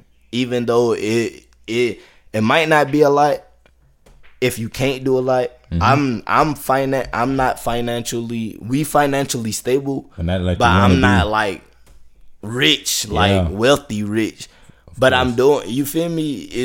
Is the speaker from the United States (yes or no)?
yes; Louisiana, United States; Bro, you already know I'm coming from Louisiana, bro. Louisiana.